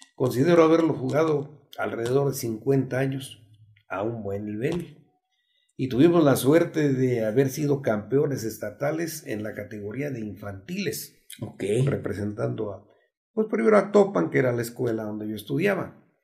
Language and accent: Spanish; El Arenal, Hidalgo, Mexico; el nombre de mi pueblo y el nombre de mi municipio, que es el Arenal Hidalgo